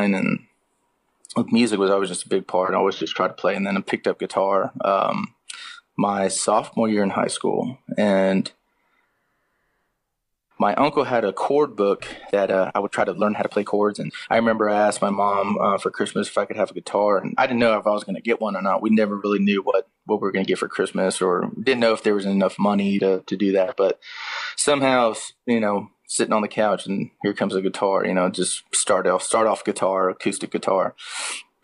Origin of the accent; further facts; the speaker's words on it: Austin, Texas, United States; I was born in Austin, Texas, and I was raised on 90s country music